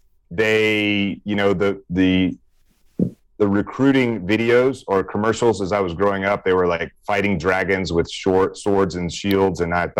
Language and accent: English; Meridian, Mississippi, United States; accent: Southern; now in Hawaii, United States; I grew up in Meridian, Mississippi.